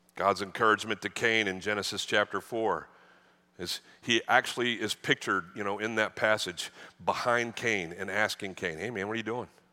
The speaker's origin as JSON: {"language": "English", "region": "the North", "country": "United States", "tie": "born or raised there", "moved": "yes", "lives_now": "Texas, United States", "said": "I, I grew up in the North"}